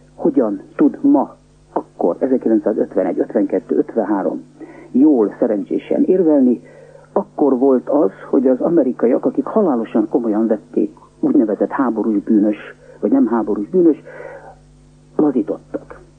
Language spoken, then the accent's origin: Hungarian; Budapest, Hungary; moved away as an adult; also born or lived in Paris, France; now in Munich, Germany; én Budapesten nevelkedtem